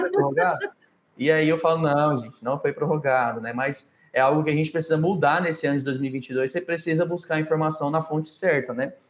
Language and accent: Portuguese; Campo Grande, Mato Grosso do Sul, Brazil; now in Palmas, Brazil; Hoje eu estou em Palmas, né, Tocantins, mas eu sou lá do, do Mato Grosso do Sul, Campo Grande